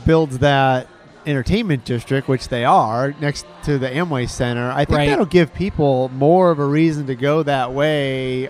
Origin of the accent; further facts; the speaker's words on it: Michigan, United States; now in Orlando, United States; where I grew up in Michigan